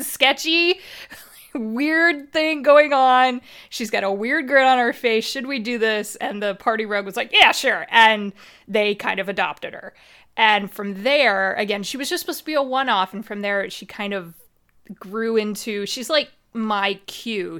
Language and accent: English; Midwest, United States; accent: Midwestern; I grew up in the middle of nowhere. You could probably tell from my accent. I'm American. I'm very Midwestern